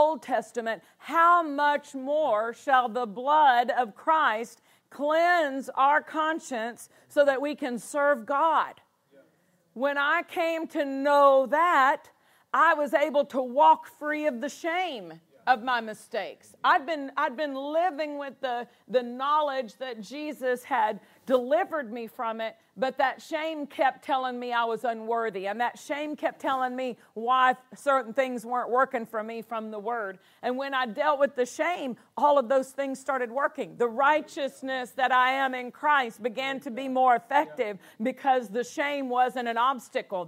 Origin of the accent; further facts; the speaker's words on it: Nashville, Tennessee, United States; I was raised in the Bible Belt of Tennessee, right there in Nashville, Tennessee, East Tennessee for a number of years, Nashville for most of my elementary, junior high, high school